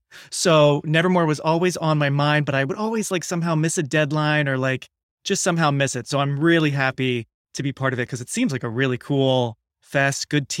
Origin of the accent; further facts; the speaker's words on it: Pennsylvania, United States; I'm in Southern Maine now, but I grew up right outside of Philadelphia, and as a kid was auditioning lots of times in New York